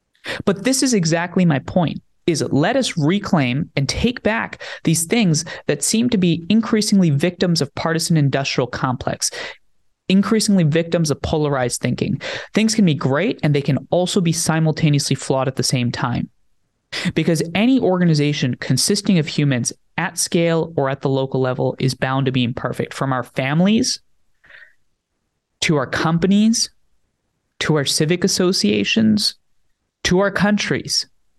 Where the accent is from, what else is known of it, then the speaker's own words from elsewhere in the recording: New Jersey, United States; born there; I was born in New Jersey after my parents immigrated from India to the United States. I was born here in 98, then went to live with my grandparents on and off for the next couple of years